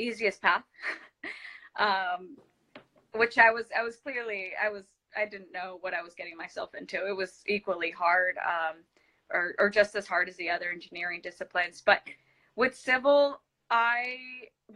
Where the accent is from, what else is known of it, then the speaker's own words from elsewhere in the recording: Los Angeles, California, United States; English is a second language; It's in Los Angeles. It's called Sylmar. That's where I grew up.